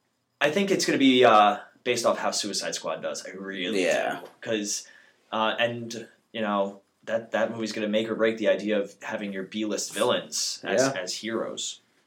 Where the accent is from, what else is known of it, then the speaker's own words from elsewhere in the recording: New York, United States; We're from New York, all right? And I have a house in Jersey.